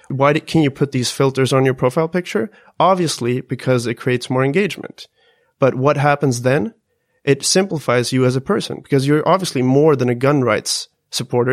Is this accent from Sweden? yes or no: yes; Sweden; us Swedes